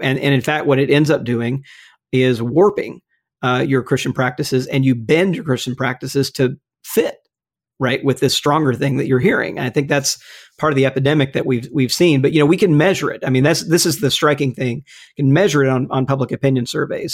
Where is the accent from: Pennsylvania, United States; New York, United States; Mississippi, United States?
Mississippi, United States; moved away; my home state of Mississippi